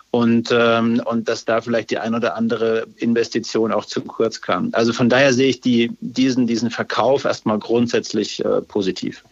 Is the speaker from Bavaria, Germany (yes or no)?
yes; Upper Franconia, Bavaria, Germany; ich bin ja Franke, Oberfranke